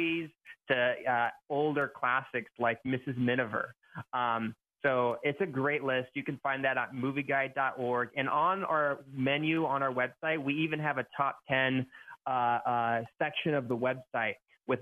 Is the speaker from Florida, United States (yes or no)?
no; Nebraska, United States; now in Camarillo, United States; I grew up in Nebraska